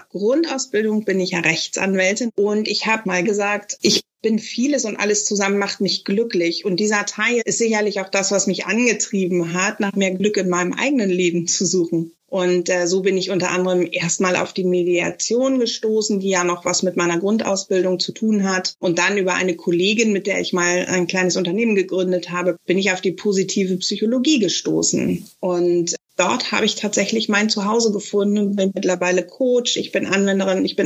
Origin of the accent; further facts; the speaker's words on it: Netherlands; now in Germany; Ich bin Niederländerin, wohne seit 58 Jahren in Deutschland. Und äh, wenn ich wieder in der Heimat bin, dann bin ich erstmal also wieder ganz mich